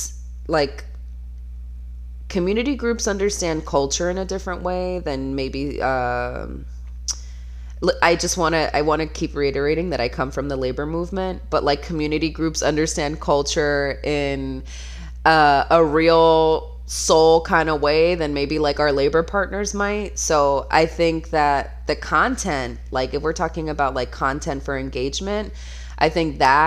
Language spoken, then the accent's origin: English; Florida, United States; I'm from Florida